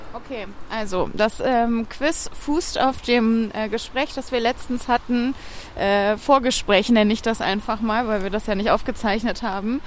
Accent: Bonn, North Rhine-Westphalia, Germany; Ich bin ja in Bonn groß geworden

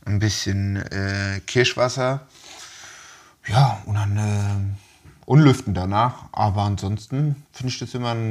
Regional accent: Switzerland; Käsefondue finde ich großes Blatt, gerade als Schweizer.

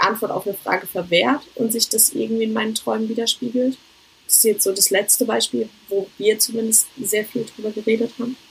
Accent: Germany; moved away; Ich möchte zurück nach Deutschland, um meine Freunde, meine Familie, vor allem meine Katze zu sehen

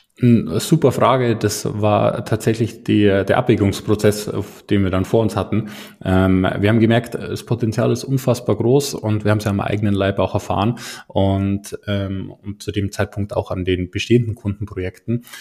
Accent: Garmisch-Partenkirchen, Bavaria, Germany; komme aus der Nähe von München, um genau zu sein, aus Garmisch-Partenkirchen

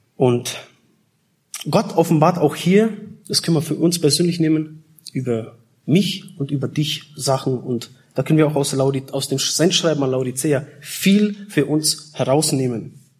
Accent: Germany; also born or lived in Czech Republic / Austria; Ich komme ursprünglich aus Tschechien, wurde geboren, aber bin schon seit ähm, ja, 83, waren wir drei Jahre in Österreich und meine Mutter ist damals aus Tschechien mit uns äh, geflohen. Und dann ab 86, 87 waren wir dann in Deutschland.

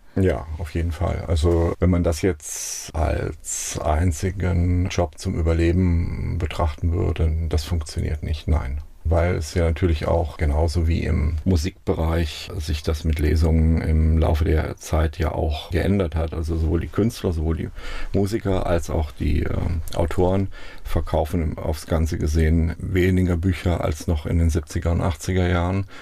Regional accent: Baunatal, Hesse, Germany; moved away as an adult; also born or lived in Münster; now in Mainz, Germany; Ich bin in Kassel geboren, in einem Ort, in einem Dorf mit ungefähr 1000 Einwohnern, 15 Kilometer südlich von Kassel bin ich aufgewachsen

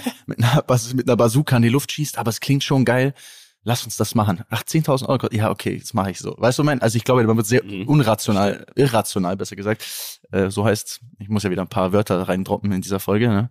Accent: Germany; für mich als Deutscher

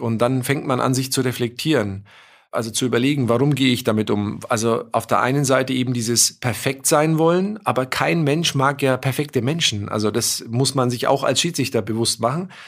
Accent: Germany; bei uns in Deutschland

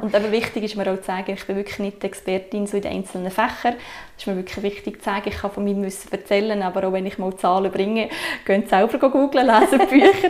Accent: Sursee, Lucerne, Switzerland; moved away as an adult; now in Entlebuch, Switzerland; ich bin ähm, ursprünglich von der Region Sursee

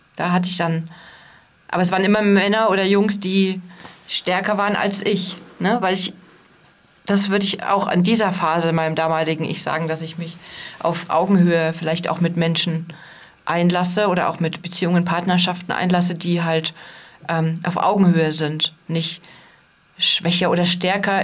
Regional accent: East Germany, Germany; ich komme ja aus dem Osten.

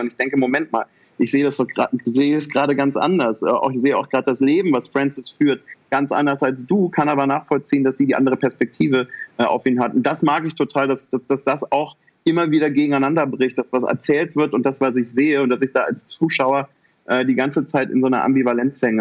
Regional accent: Germany; ich bin in Deutschland geboren

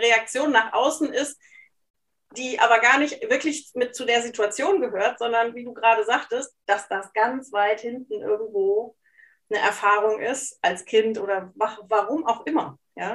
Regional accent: Hesse, then East Frisia, Lower Saxony, Germany; moved away as an adult; now in Cologne, Germany; ich bin in Hessen erst aufgewachsen, bevor ich nach Ostfriesland gezogen bin mit meinen Eltern

